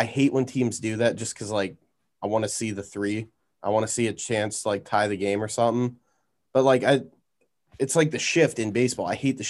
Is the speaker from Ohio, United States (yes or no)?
yes; Canton, Ohio, United States; He's from my hometown, went to high school 10 minutes from me.